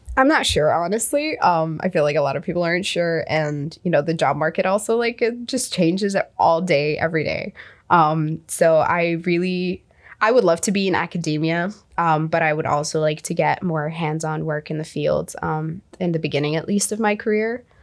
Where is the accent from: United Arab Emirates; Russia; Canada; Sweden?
United Arab Emirates; moved away as an adult; also born or lived in Egypt; now in United States; I am from the United Arab Emirates. I am originally from Egypt